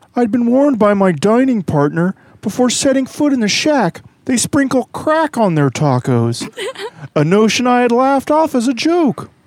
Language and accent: English; Kansas City, United States; I grew up eating in Kansas City